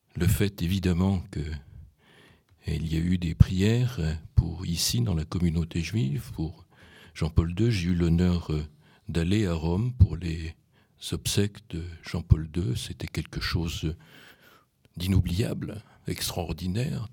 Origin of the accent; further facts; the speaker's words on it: Poland; moved away; je suis né en Pologne